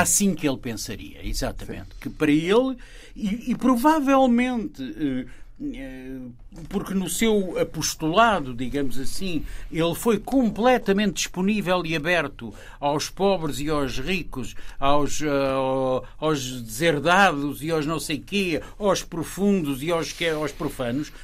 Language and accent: Portuguese; Lisbon, Portugal; Eu nasci, por assim dizer, eh, na Baixa, na encosta do Castelo, eh, e vivi, e vivi lá até aos 14 anos de idade